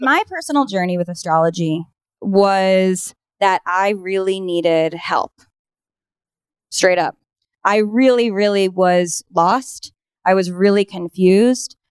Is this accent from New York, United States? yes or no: yes; New York, United States; also born or lived in Minnesota / Los Angeles; I grew up here in New York